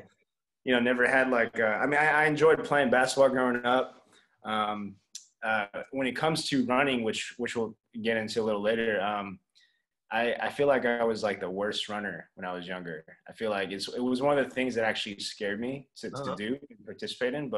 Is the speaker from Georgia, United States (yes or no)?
yes; Atlanta, Georgia, United States; also born or lived in Los Angeles, California; I'm originally born in Los Angeles on the West Coast, but I pretty much grew up in Atlanta